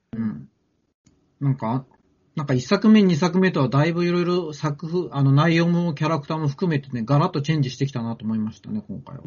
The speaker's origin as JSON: {"language": "Japanese", "region": "Tokyo", "country": "Japan", "tie": "born or raised there", "said": "僕はあの、まあ、東京生まれ東京育ち"}